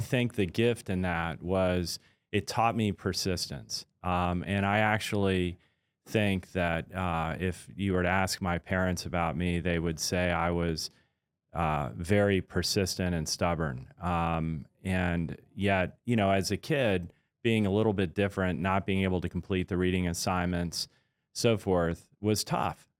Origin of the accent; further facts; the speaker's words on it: Washington, District of Columbia, United States; also born or lived in Pascagoula, Mississippi / Pearl Harbor, Hawaii; when I was about eight, we moved from there to the Washington, D C area where I basically went to high school, grew up, and, uh, had my first job